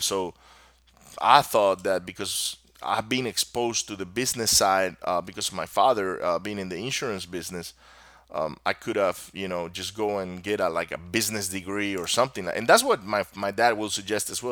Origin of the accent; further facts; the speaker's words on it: Maracaibo, Zulia, Venezuela; first language Spanish; English is a second language; moved away as an adult; also born or lived in Miami, Florida; my country, where I grew up in Venezuela